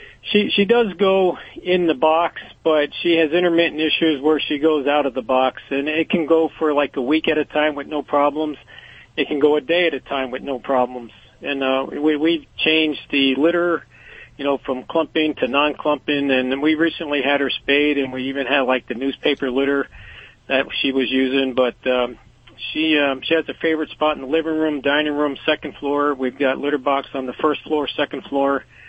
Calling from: Pottstown, Pennsylvania, United States; I'm calling from Pottstown, Pennsylvania.

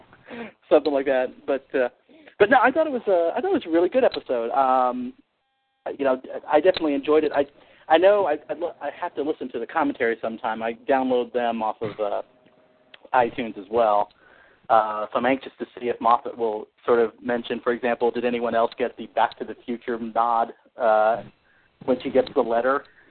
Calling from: Terre Haute, Indiana, United States; It's from Terre Haute, Indiana.

